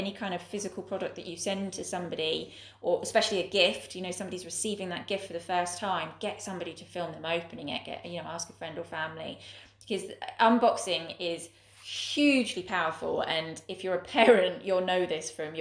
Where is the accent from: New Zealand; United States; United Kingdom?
United Kingdom; England; as an English person